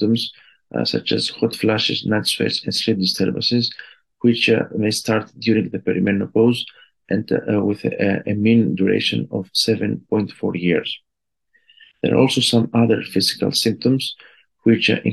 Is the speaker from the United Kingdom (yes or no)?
no; Greece; I am an endocrinologist from Greece